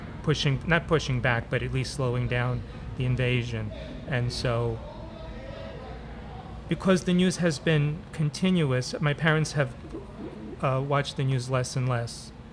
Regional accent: New York City, New York, United States; I was born here in Brooklyn, but my parents were born in Ukraine, and we still have relatives in Ukraine.

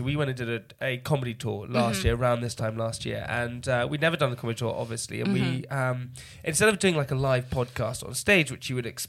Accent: near Cirencester, South West England, United Kingdom; I grew up near Cirencester.

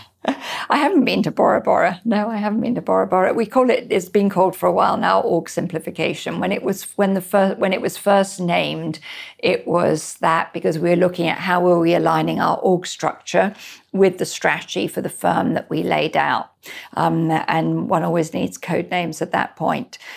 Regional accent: Scotland, United Kingdom; also born or lived in Spain; now in United States; I'm Scottish

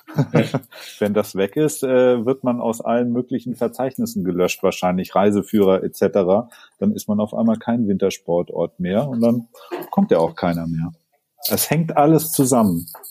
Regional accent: Sonthofen, Bavaria, Germany; in Sonthofen, meinem Heimatort, gibt es auch noch so einen ganz, ganz uralten Schlepplift, ähm, aus, an dem ich so als, als kleines Kind Skifahren gelernt habe

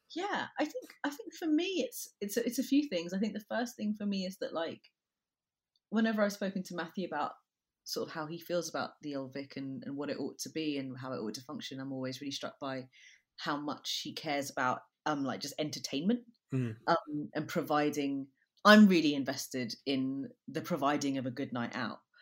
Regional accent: London, United Kingdom; I'm from London. I grew up in Brixton

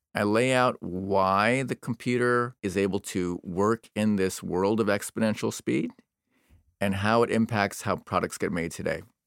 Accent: United States; I'm an American

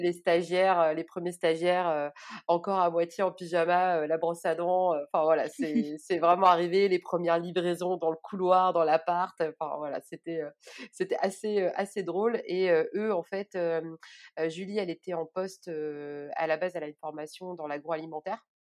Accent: Orléans, Centre-Val de Loire, France; je suis originaire d'Orléans et je vis à Orléans

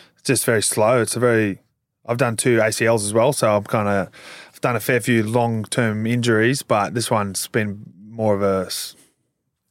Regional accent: Queensland, Australia; moved away as an adult; now in Melbourne, Australia; I'm from Queensland, I'm not from Melbourne

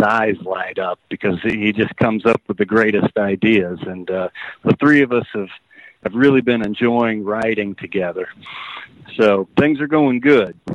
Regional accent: Ohio, United States; I was from Ohio

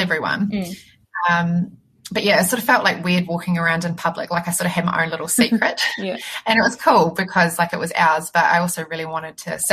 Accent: Christchurch, Canterbury, New Zealand; I'm from Christchurch

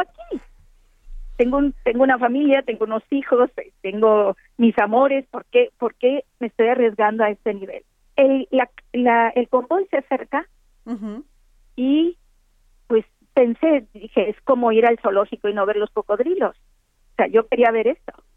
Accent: Monterrey, Nuevo León, Mexico; also born or lived in Tamaulipas border area (family origin); es un territorio que forma parte de mi infancia, porque como tú bien sabes, yo soy de Monterrey

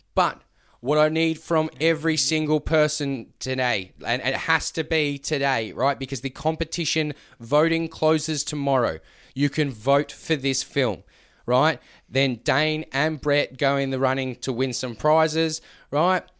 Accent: Queensland, Australia; as a Queenslander

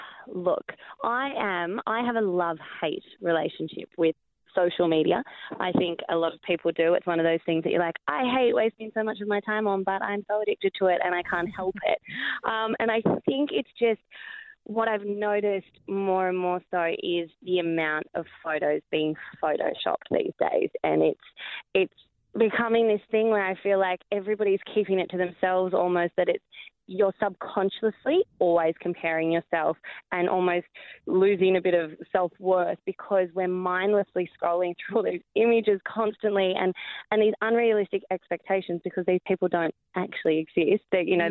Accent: Wagga Wagga, New South Wales, Australia; also born or lived in Holbrook / Bendigo; Yeah, and Holbrook and Baxmarsh and Bendigo, but originally Wagga. So a lot of country towns.

